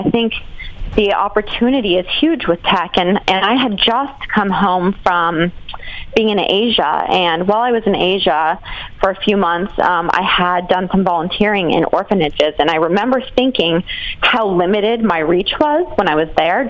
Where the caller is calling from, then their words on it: Austin, Texas, United States; I'm calling in from Austin, Texas.